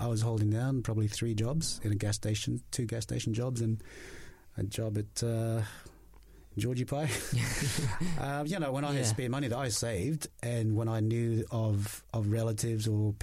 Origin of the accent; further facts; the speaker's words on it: Australia; also born or lived in Tonga; now in New Zealand; I was born in Tonga, but went to Australia when I was about 7 years old, grew up there